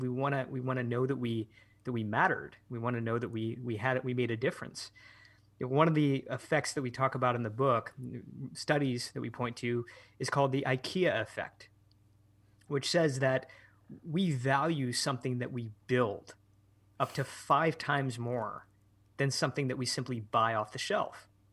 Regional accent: Michigan, United States; moved away as an adult; also born or lived in San Francisco; I started to spend more time in my hometown in Michigan, where I, where I am now

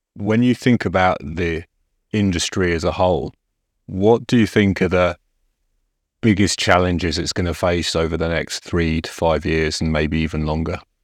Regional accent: England, United Kingdom; as an Englishman

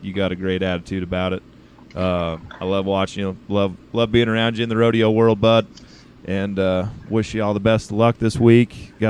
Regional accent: Rupert, Idaho, United States; born or raised there

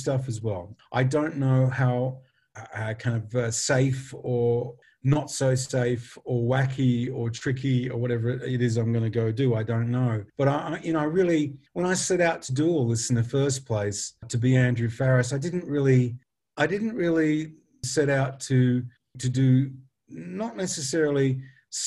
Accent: Western Australia, Australia; moved away; also born or lived in England; we're both Western Australians

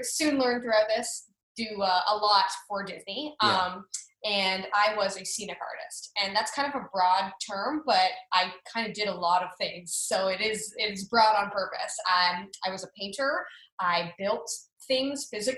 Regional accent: Canada; moved away as an adult; also born or lived in Florida; I'm from Canada

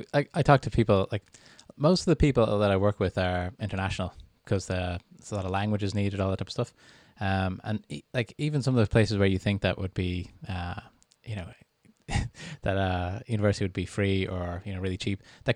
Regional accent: Canada; born there; I was born in Canada and lived there on and off for 9 years.

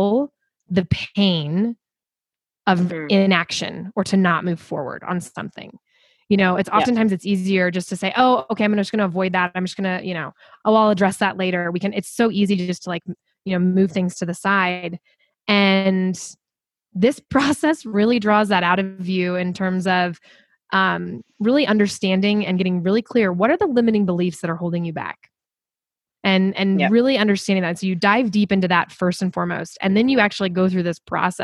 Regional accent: Kansas City, United States; also born or lived in Chicago; now in Denver, United States; So I'm originally from Kansas City

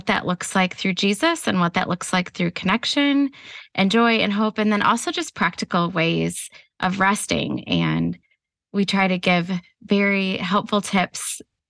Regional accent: Ohio, United States; I've been married to my husband 22 years. We are from Ohio.

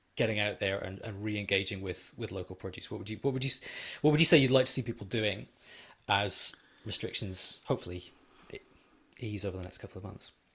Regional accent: Edinburgh, Scotland, United Kingdom; moved away; I grew up in Edinburgh, not far away from Fountain Bridge

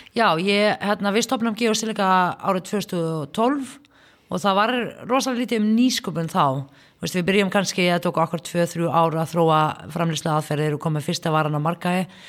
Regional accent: Palestine; Icelandic is a second language; moved away as an adult; now in Iceland; ég kem frá Palestínu fer í, í háskólanum hérna á Íslandi en þú veist, er, fór ekki grunnskóla

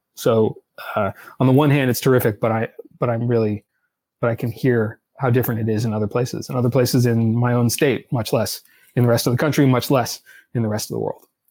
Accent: Los Angeles, California, United States; also born or lived in Boston / Washington / New York; now in Berkeley, United States; I grew up in Los Angeles

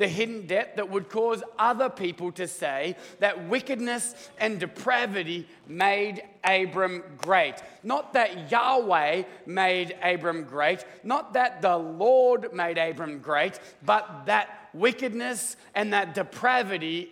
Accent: Australia; now in United States; I'm Australian

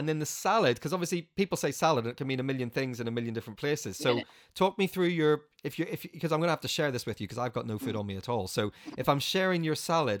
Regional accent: Northern Ireland, United Kingdom; I'm from Northern Ireland

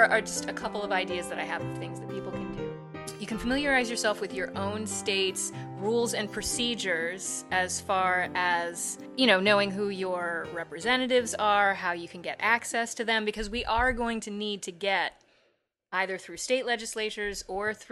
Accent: Chicago, Illinois, United States

